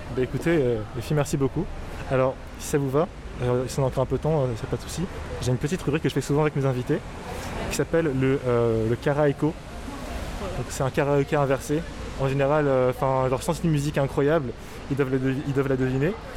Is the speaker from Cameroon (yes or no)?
yes; Cameroon; je suis camerounais. Donc j'ai grandi avec des sons camerounais